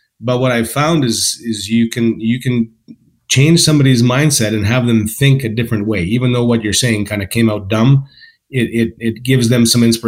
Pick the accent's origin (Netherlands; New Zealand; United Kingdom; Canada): Canada; Calgary, Alberta; also born or lived in West Coast; now in Calgary, Canada; I grew up in Calgary, and then after when I got married, I moved to the West Coast